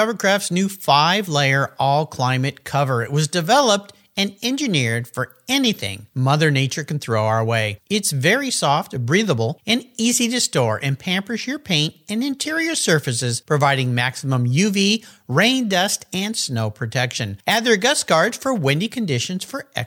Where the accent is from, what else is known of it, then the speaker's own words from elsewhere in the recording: San Diego, California, United States; Today I'm back in my hometown, beautiful La Jolla, California